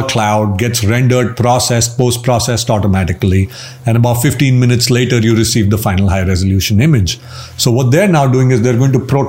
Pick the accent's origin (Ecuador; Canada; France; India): India; So I'm Indian. We live with our parents even when we're older. Uh-huh. That's our culture